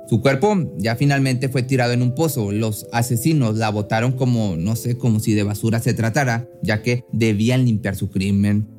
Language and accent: Spanish; Mexico; También residía en Escobedo, Nuevo León, en, esto en México, de donde yo soy